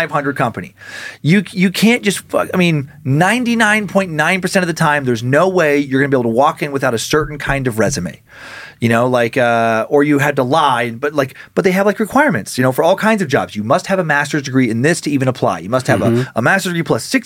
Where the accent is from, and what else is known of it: Idaho, United States; born or raised there